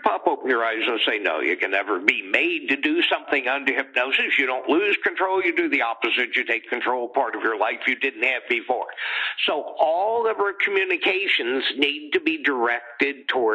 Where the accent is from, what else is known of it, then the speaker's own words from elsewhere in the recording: Missouri, United States; I'm from Missouri